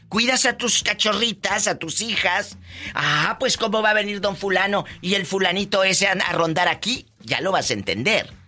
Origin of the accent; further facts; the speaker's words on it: Meoqui, Chihuahua, Mexico; En Meoqui, Chihuahua.